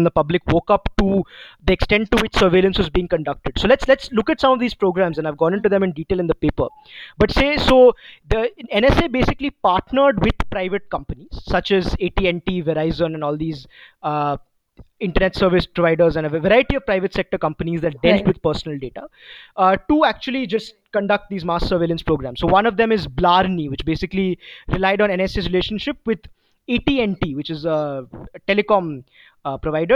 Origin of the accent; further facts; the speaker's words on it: India; as an Indian citizen